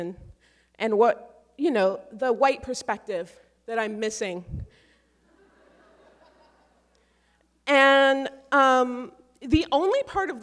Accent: Seattle, Washington, United States; I am a mixed race black woman who was raised by a white mother in this very white city

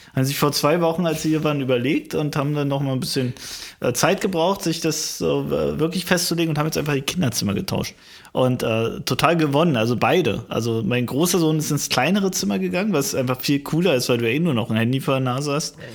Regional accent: deep East, eastern Germany, Germany; meiner Heimatstadt, wirklich im tiefsten Osten

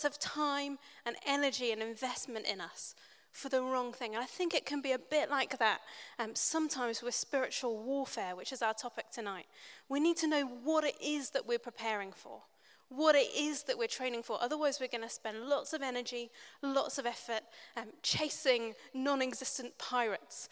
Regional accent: New Zealand; I grew up in New Zealand. My family are all English

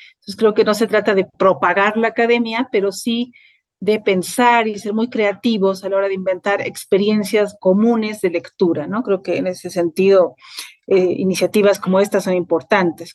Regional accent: La Paz, Bolivia; also born or lived in Mexico; nací en La Paz, Bolivia. Ahí estudié mi licenciatura en literatura latinoamericana y ahí vivo desde 2005

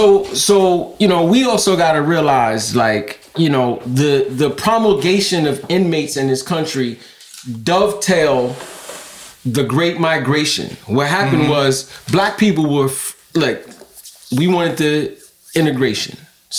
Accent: New York City, New York, United States; as a kid growing up in Brownsville

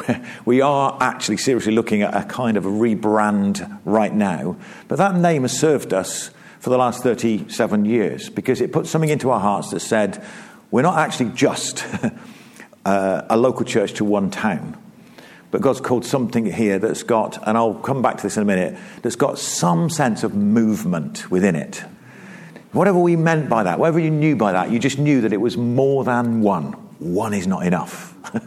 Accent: South East England, United Kingdom; moved away; And I moved from Oxfordshire up to the East Midlands. It wasn't into Derby, it was outside of Derby, a small mining town, which was as absolutely polar opposite to where I came from. I came from the Cotswolds, you know, came from like lovely Cotswolds

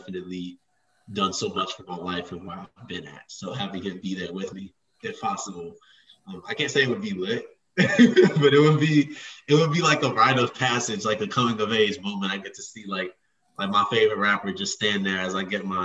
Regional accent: Chicago, Illinois, United States; I'm a sophomore from Chicago.

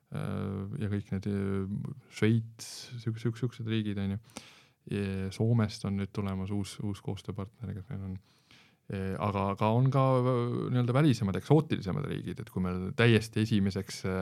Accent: Estonia; kõik oleme eestlased, Eesti patrioodid

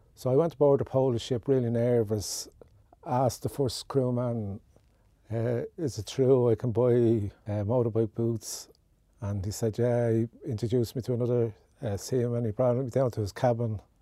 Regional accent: Dublin, Leinster, Ireland; I came from Orchard Road in Ballybock.

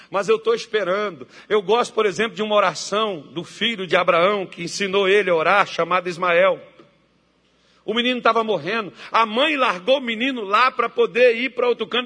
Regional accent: Brazil; sou brasileiro e crente

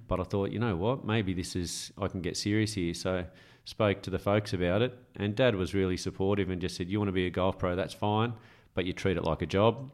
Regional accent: Camden, New South Wales, Australia; moved away; also born or lived in Caringbah; Grew up in originally in Carringbar, but the golf started in Camden

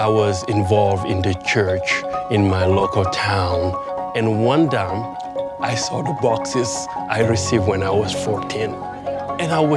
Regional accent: Senegal; I'm from Senegal. 95% of people where I grow up are not Christian.

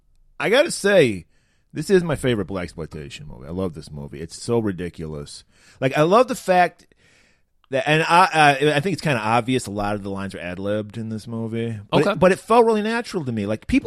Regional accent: Pontiac, Michigan, United States; my hometown of Pontiac

